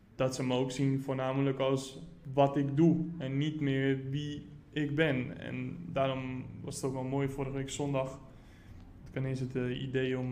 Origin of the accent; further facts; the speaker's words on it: Rotterdam, South Holland, Netherlands; ik ben geboren en getogen in Rotterdam